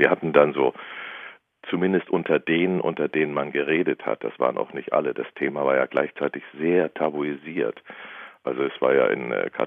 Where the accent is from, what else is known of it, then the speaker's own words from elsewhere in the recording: Northern Germany, Germany; now in Bavaria, Germany; vor allem ich als Norddeutscher in Bayern, habe ich mich natürlich erstmal ganz fürchterlich fremd gefühlt.